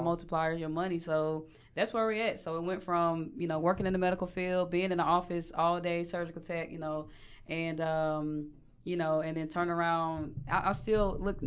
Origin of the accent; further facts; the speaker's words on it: Mableton, Georgia, United States; now in Atlanta, United States; I grew up in Atlanta. Well, on the sub- suburbs of Mableton, Georgia